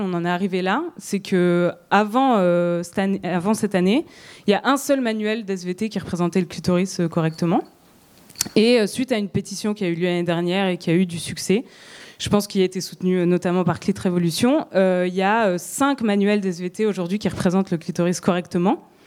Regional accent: France; chez nous, en France

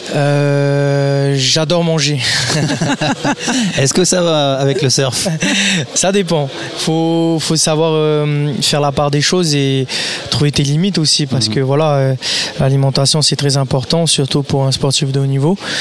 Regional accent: French Polynesia; chez moi à Tahiti devant toute ma famille

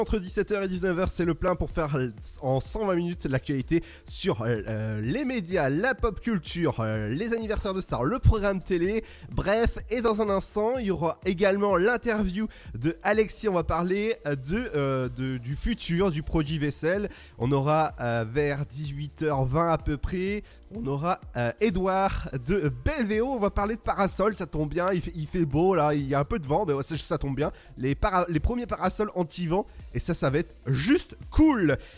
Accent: Brittany, France; je suis breton

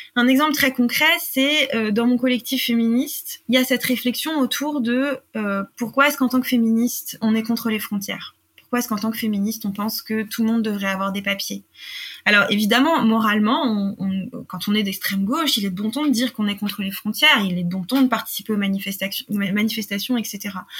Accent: France; j'ai grandi en France euh, dans, un, dans une campagne

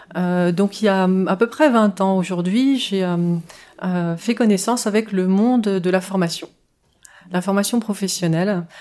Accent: France; j'ai bénéficié de cette double culture en grandissant en France

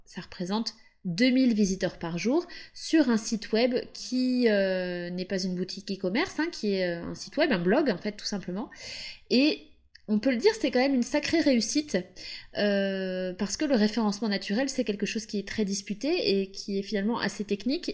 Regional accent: Pays de la Loire, France; now in Capbreton, France; je viens de la Loire-Atlantique, j'ai grandi en bord de mer avec mes parents et mes deux sœurs

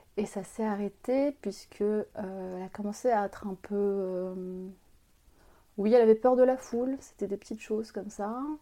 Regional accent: France; also born or lived in Algeria / Vitry-sur-Seine, France; Je suis née en France, mais voilà, j'ai perdu un peu. Je parle arabe avec ma maîtresse

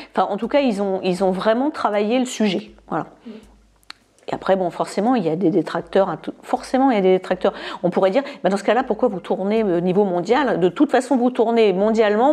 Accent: France; moved away as an adult; also born or lived in United Kingdom; J'ai quitté la France quand j'avais à peine 18 ans

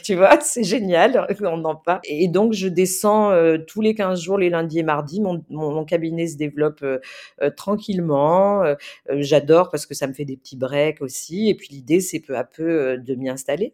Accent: the South, south of France, France; also born or lived in Marseille; now in Paris, France; je viens du Sud, j'ai grandi là-bas

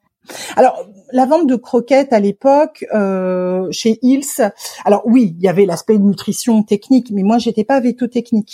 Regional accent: Paris, Île-de-France, France; en tant que Parisienne, euh, née, élevée et grandie à Paris

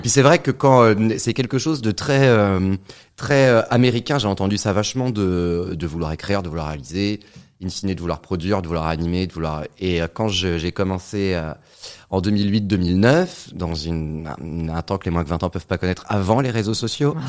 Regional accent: Saint-Nazaire, Pays de la Loire, France; moved away; also born or lived in Créteil; Je suis né à Créteil, ici, à la fin des années 80. 89 exactement. Et j'ai fait toute mon, j'ai grandi euh, à Saint-Nazaire

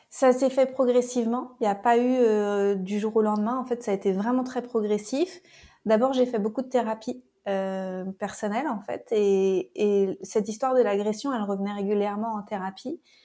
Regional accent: France; moved away as an adult; also born or lived in Paris; now in Costa Rica; Je suis française

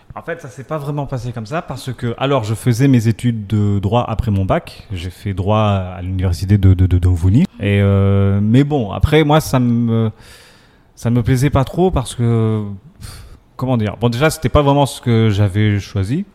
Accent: Comoros; je suis comorien

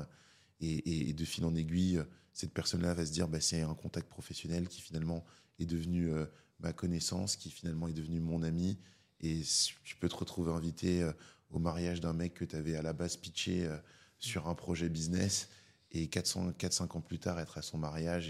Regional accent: Paris, Île-de-France, France; j'ai grandi à Paris, je suis né à Paris. J'ai toujours vécu à Paris, à part pour mes études.

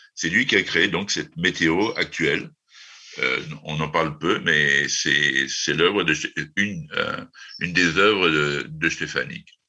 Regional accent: France; en tant que Français

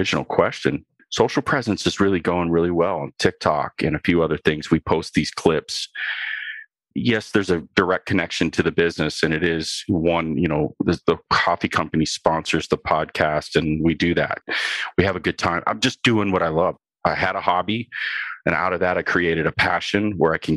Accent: Ohio, United States; I'm from Ohio.

